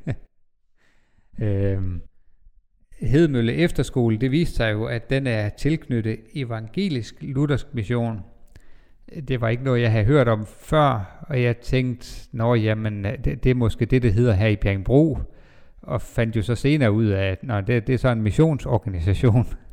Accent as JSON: {"language": "Danish", "town": "Bindslev", "region": "North Denmark Region", "country": "Denmark", "tie": "born or raised there", "moved": "yes", "said": "jeg kommer fra Bindslev, en lille by 20 km nord for Jørgen, eller måske nærmere 30 km syd for Skagen."}